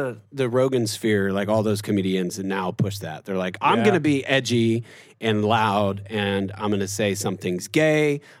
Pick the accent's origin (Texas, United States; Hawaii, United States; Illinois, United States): Illinois, United States; Chicago; moved away as an adult; also born or lived in Evanston; now in Oklahoma, United States; No, so I'm from Chicago, born and raised.